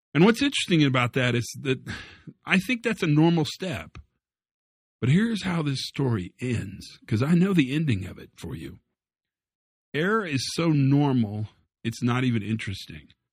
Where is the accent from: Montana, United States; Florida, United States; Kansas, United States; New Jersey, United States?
Kansas, United States; Western; I grew up in Western Kansas.